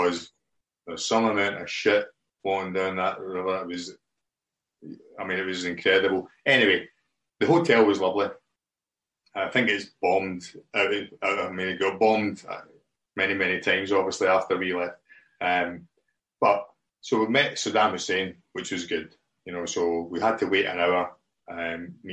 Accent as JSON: {"language": "English", "region": "Scotland", "country": "United Kingdom", "said": "I'm a Scottish guy who played for Chelsea"}